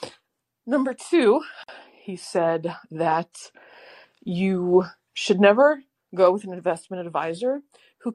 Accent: Maryland, United States; I was a wee young one growing up in Maryland

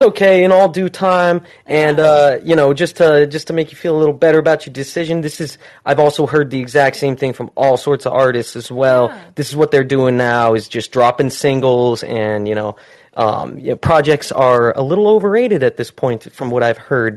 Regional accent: Utah, United States; moved away as an adult; now in Southern California, United States; where I'm from, I'm from Utah, so I just moved out here within the last year

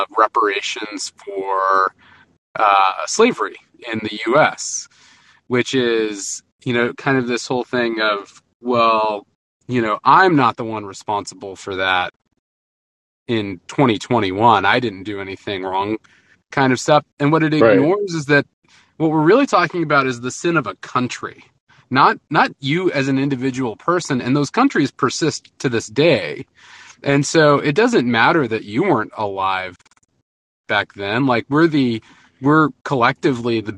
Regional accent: Texas, United States; now in Houston, United States; a Texan

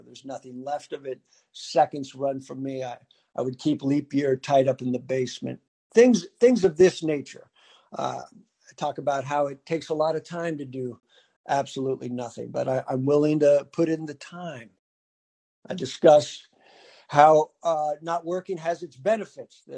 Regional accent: San Diego, California, United States; I grew up in San Diego. That's where I was born.

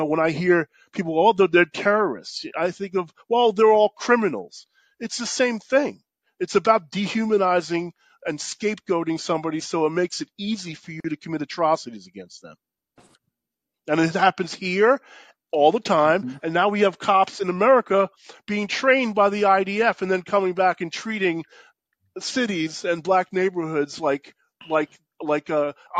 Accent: New York, United States; I grew up in New York with cops talking about black people that way.

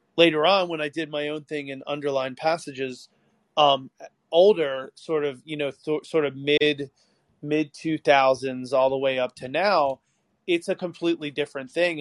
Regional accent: outside of Baltimore, Maryland, United States; I grew up outside of Baltimore and then I moved out to this really farm town in the middle of nowhere

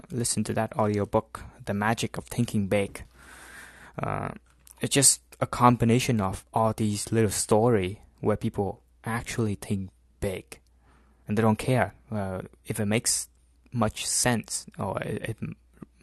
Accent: Central Vietnam, Vietnam; moved away; it's my hometown, so it's in the a small city in the middle of Vietnam

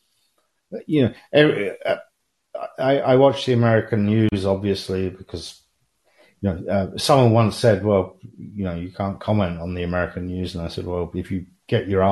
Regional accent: London, United Kingdom; moved away; I'm not in Great Britain at the moment, but I am from London

